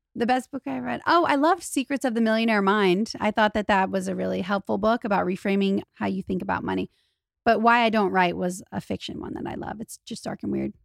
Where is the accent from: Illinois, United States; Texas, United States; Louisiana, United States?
Louisiana, United States; moved away as an adult; now in Los Angeles, United States; I'm from Louisiana. I'm not even from a place where rich people are around